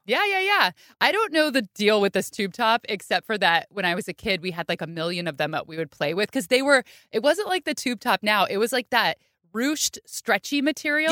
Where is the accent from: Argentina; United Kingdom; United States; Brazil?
United States; Bay Area, California; I grew up in the Bay Area